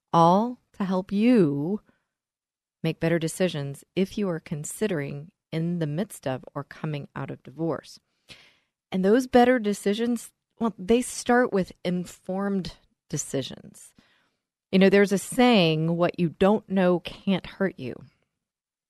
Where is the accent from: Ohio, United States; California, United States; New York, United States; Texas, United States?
Texas, United States; accent: Texas; my Texas accent